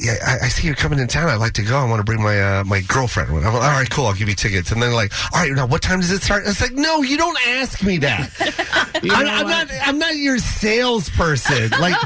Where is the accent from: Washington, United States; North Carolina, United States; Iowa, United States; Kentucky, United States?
Washington, United States; Seattle; moved away; I love Seattle, my hometown